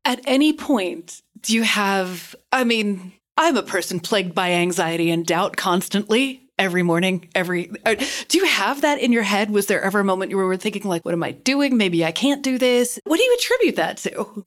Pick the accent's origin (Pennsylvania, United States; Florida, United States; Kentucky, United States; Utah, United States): Kentucky, United States; I grew up in Kentucky